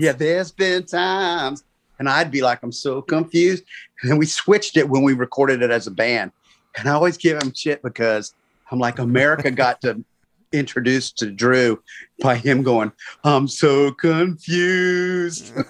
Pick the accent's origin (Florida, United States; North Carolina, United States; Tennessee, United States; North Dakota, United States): Florida, United States; Gainesville; I grew up in Gainesville, so I didn't just come in for college